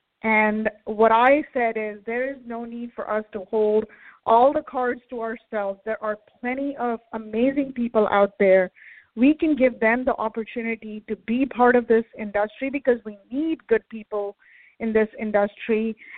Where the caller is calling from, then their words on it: Herndon, Virginia, United States; I'm calling from Herndon, Virginia, Northern Virginia.